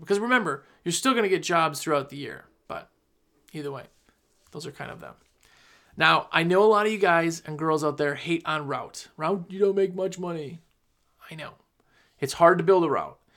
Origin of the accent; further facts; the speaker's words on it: Wisconsin, United States; moved away as an adult; now in North Carolina, United States; I'm from Wisconsin originally. I moved to North Carolina just a couple years ago.